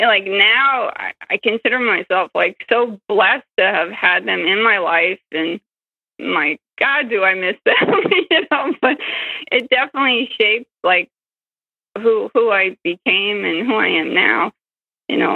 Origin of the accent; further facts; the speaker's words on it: Yonkers, New York, United States; I grew up in Yonkers, and I still have that accent.